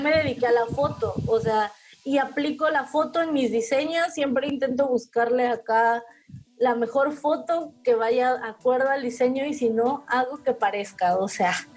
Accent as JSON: {"language": "Spanish", "region": "Veracruz", "country": "Mexico", "said": "aquí en Veracruz, porque creo que nunca lo hemos mencionado, somos del puerto de Veracruz"}